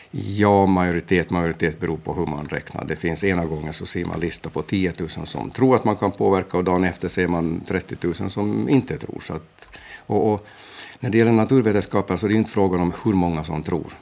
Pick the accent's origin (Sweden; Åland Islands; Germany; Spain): Åland Islands; Mariehamn; also born or lived in Portugal; jag är från Mariehamn